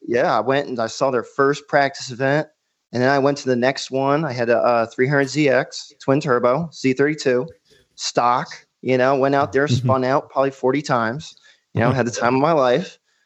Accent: Myrtle Beach, South Carolina, United States; Okay. So, yeah, I'm from Myrtle Beach, South Carolina.

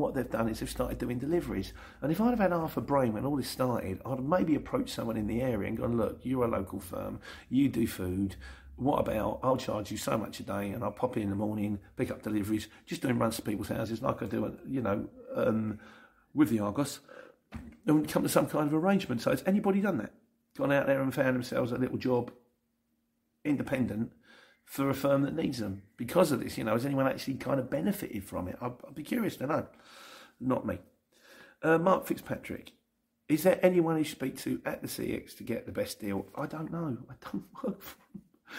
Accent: London, United Kingdom; I'm not a Cockney, I'm from Lennon

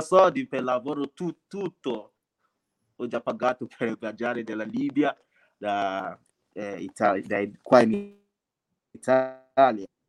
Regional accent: Nigeria; Italian is a second language; moved away as an adult; now in Italy; vengo dalla Nigeria, Nigeria

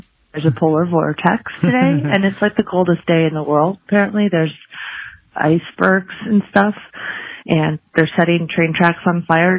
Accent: Southern California, United States; now in Ohio, United States; I'm from California

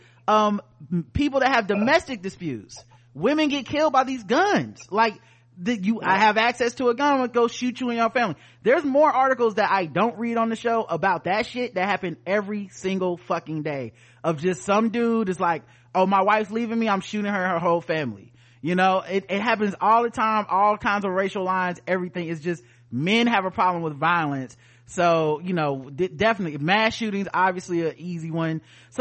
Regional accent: United States; as an American

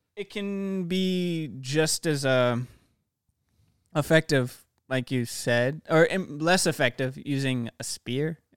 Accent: Alaska, United States; I'm from Alaska

